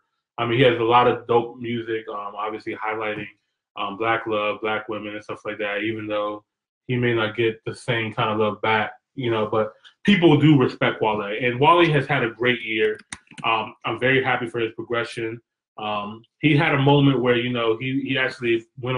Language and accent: English; Maryland, United States; I'm from Maryland